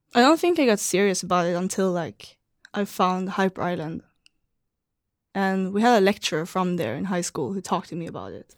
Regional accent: Malmö, Skåne, Sweden; moved away as an adult; also born or lived in Amsterdam, Netherlands; now in San Francisco, United States; So I'm from Malmö, and it's right over the bridge from Copenhagen.

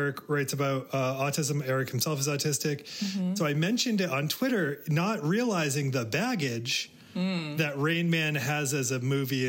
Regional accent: Maine, United States; also born or lived in Everett, Massachusetts; My family moved to Maine when I was 5 from Massachusetts, from Everett, which is a suburb of Boston

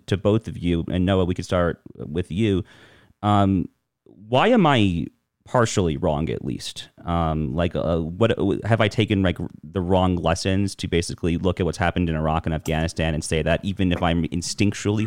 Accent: New York area, United States; I grew up in the New York area, basically around the Hudson River

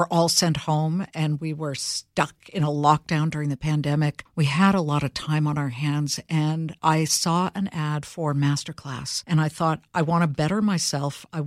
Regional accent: Los Angeles, California, United States; my hometown of Los Angeles

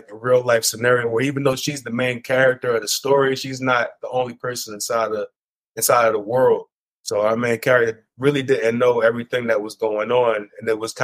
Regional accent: Philadelphia, Pennsylvania, United States; I'm from Philly

